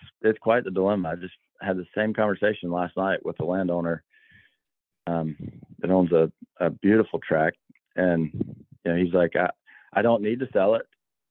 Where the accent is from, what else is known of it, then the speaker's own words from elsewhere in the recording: Albany, Georgia, United States; moved away; also born or lived in South Carolina; I grew up in Albany, Georgia, started working on plantations back in 1995 at 16 years old